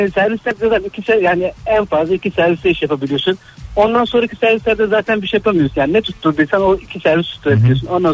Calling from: Istanbul, Turkey

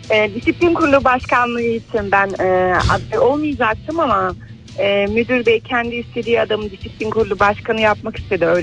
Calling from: Istanbul, Turkey

